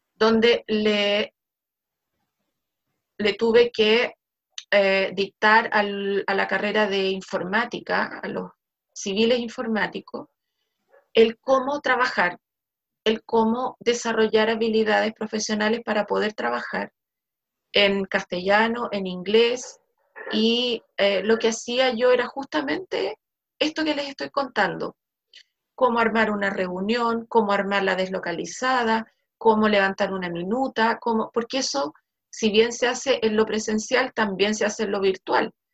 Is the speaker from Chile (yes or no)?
yes; Chile; Lo único que nos juega un poquito en contra es que no somos full inglés.